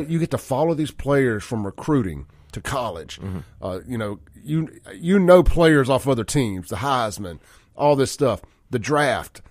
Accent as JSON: {"language": "English", "town": "Jackson", "region": "Mississippi", "country": "United States", "tie": "born or raised there", "said": "I grew up with Chance in South Jackson."}